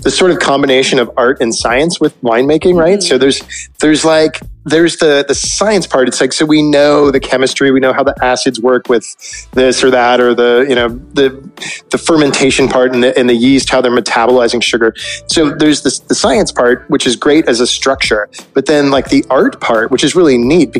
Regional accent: Northern California, United States; I grew up in Northern California and kind of near the wine regions

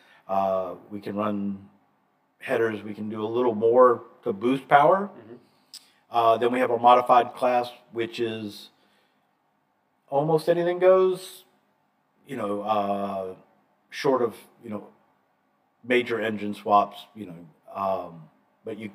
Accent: Atlanta, Georgia, United States; I'm from Atlanta

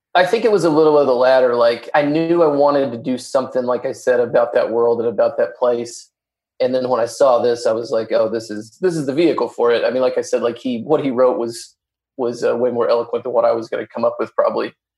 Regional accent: Arkansas, United States; I'm from Arkansas

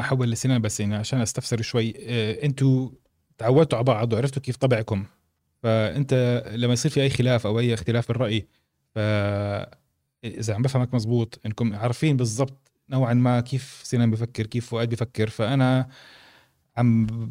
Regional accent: Jordan; احنا اردنيه

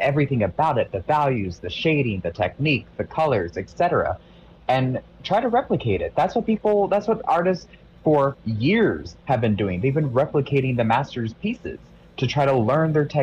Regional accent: Eastern Shore of Maryland, United States; I'm from the East Coast of Maryland

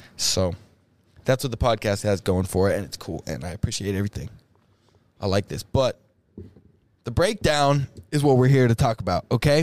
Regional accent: Lexington, Nebraska, United States; We grew up in Lex

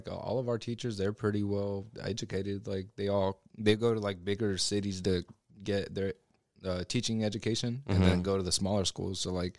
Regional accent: Ulysses, Kansas, United States; moved away; also born or lived in Liberal, Kansas; we grew up in Kansas where, I mean, Ulysses

